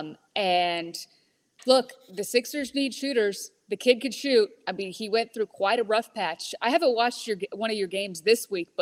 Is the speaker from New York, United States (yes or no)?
no; California, United States; moved away; I was born in California